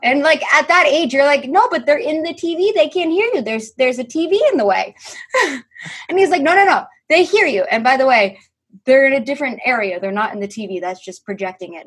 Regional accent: New York, United States; I'm a New Yorker

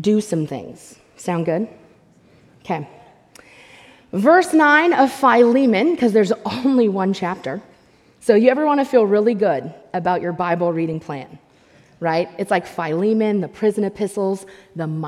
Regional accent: United States; as American believers

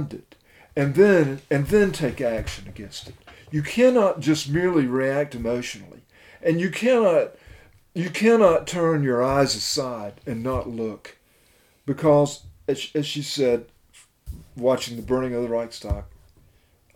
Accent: United States; me as an American

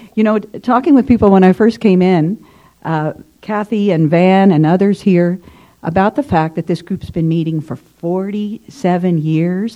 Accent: Southern Illinois, United States; now in Ottawa, Canada; I'm from Southern Illinois originally, and in Southern Illinois, you, I grew up in the rural area

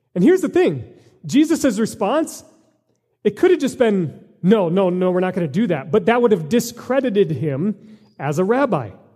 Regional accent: United States; as American Christians

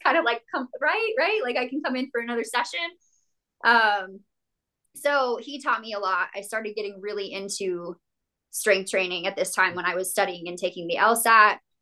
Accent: New Mexico, United States; also born or lived in Las Cruces, New Mexico; now in Denver, United States; I grew up in a small town in New Mexico.

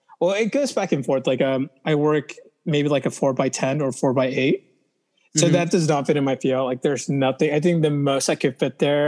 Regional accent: Orange County, California, United States; I didn't grow up in LA. I grew up in Orange County

